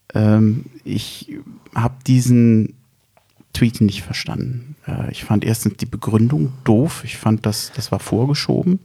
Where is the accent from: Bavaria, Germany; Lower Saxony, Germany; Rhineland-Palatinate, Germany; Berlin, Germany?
Berlin, Germany; wir rühmen uns ja als Berliner